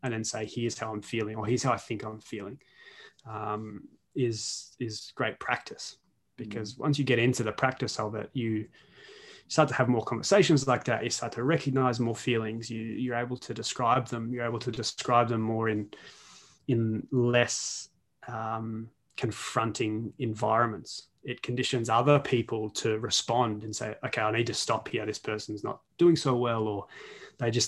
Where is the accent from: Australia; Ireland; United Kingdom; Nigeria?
Australia; I'm Australian